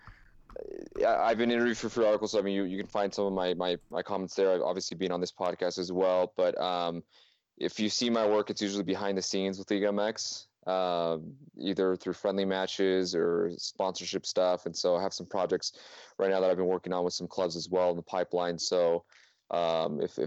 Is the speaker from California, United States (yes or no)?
yes; San Diego, California, United States; moved away as an adult; now in Utah, United States; I'm originally from San Diego, California. So, back when I was growing up in the '90s